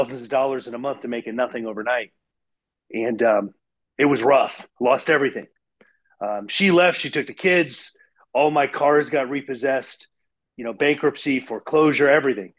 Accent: Ohio, United States; I grew up in Ohio, and I had Dan the Man's Lawn Service

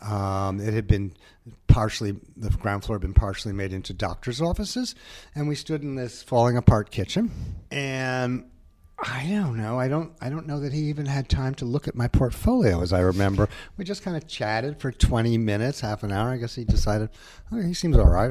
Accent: New Haven, Connecticut, United States; moved away; I was from that, and I was from New Haven, too, in the area

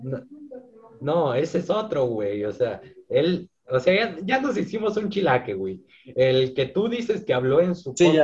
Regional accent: Oaxaca, Mexico; soy de Oaxaca

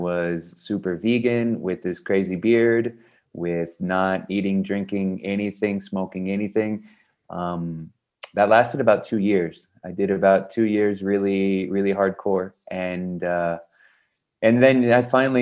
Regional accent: Texas, United States; also born or lived in south of Spain; now in Spain; I'm from Texas

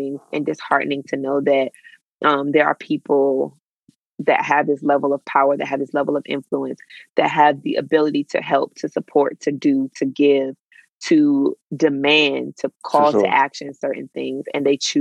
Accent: United States; we as the American people

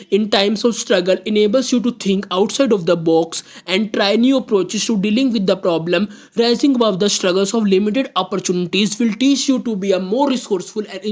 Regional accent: India; I am from India

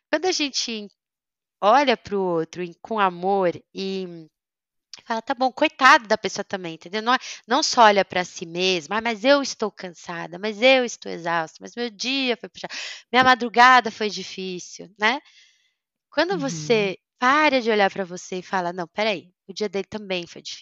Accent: Germany; ah, mas eu sou sincera, mas eu sou alemã.

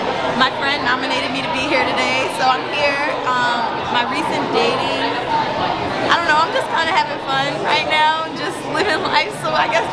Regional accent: Twin Cities, Minnesota, United States; 22, born and raised in the Twin Cities.

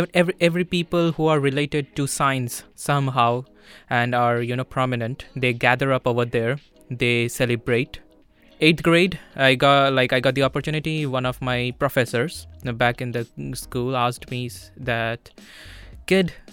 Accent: India; moved away as an adult; now in Vilnius, Lithuania; I'm from India. I've been here in Vilnius for the last 1.5 months

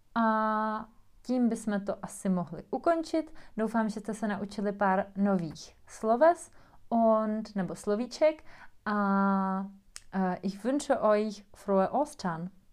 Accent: Czechia; German is a second language; bei uns in Tschechien

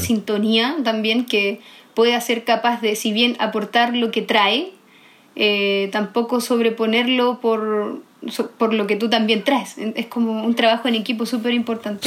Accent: Iquique, Tarapacá, Chile; moved away as an adult; now in Santiago, Chile; yo soy del norte, tengo como esta, crecí en la cultura andina

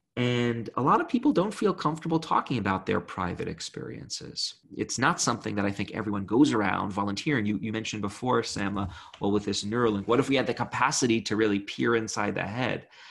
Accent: Brooklyn, New York, United States; I grew up in Brooklyn.

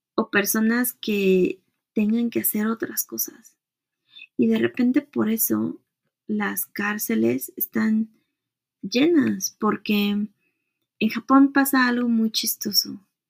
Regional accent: Mexico; mujer, como latina, como mexicana, como treintona

